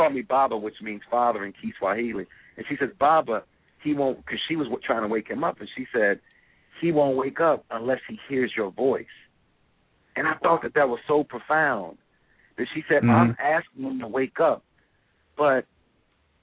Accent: Chicago, Illinois, United States; My dad wasn't involved in my life, you know, growing up in Chicago

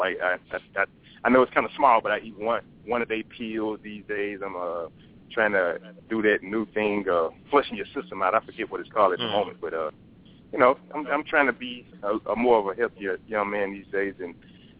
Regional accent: Chattanooga, Tennessee, United States; now in New York, United States; I've been living in New York. I'm originally from Chattanooga

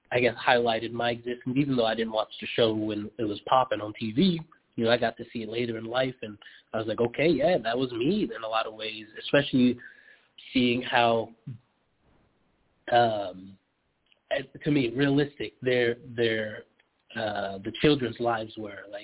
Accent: Philadelphia, Pennsylvania, United States; I grew up in Philly.

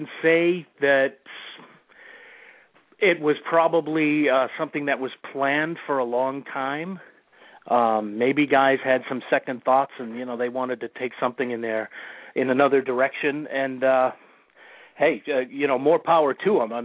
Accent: Massachusetts, United States; I'm from Massachusetts, and every month, religiously, we'd hop on the T, which is our transit system here in the area, and we'd go into Boston

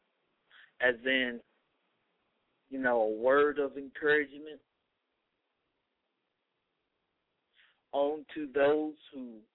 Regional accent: United States; I'm an American Christian conservative

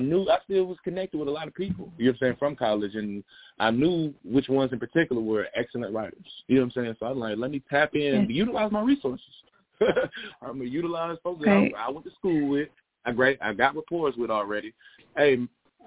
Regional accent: Smyrna, Georgia, United States; also born or lived in Fulton County, Georgia / China; I grew up with here in Smyrna, in Atlanta

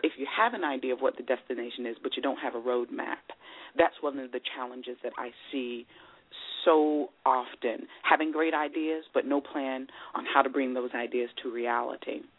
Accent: Maryland, United States; growing up in Maryland, I was surrounded by a community of people

